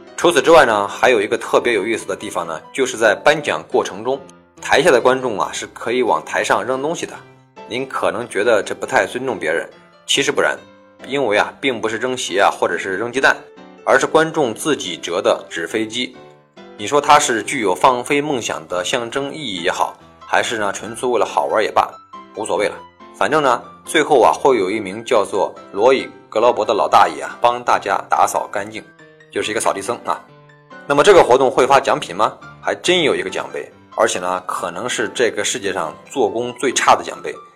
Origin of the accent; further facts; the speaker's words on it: China; 以我们中国人的惯用思维来衡量一件事儿